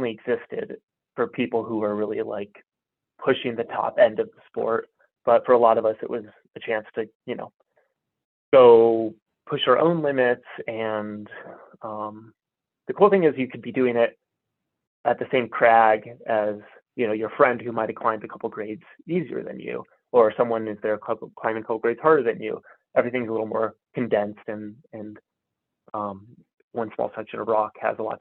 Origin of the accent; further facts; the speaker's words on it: Colorado, United States; I grew up in Colorado